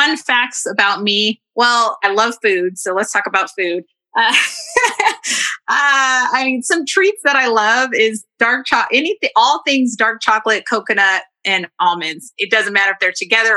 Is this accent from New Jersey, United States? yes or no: no; Denver, Colorado, United States; I am born and raised in Denver, Colorado